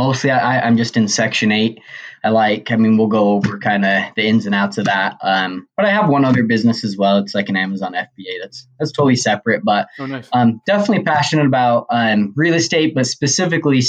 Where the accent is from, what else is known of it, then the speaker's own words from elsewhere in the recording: Logan, Utah, United States; I am from Logan, Utah